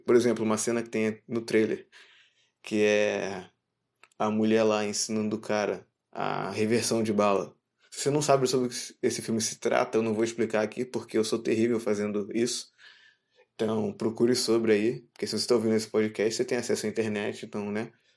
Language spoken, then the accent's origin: Portuguese; Brazil; sendo brasileiro